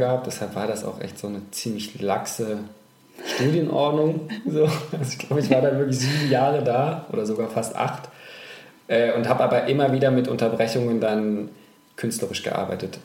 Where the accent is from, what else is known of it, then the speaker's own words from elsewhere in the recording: Thuringia, Germany; moved away as an adult; also born or lived in Hamburg / Düsseldorf; Ich bin in Thüringen aufgewachsen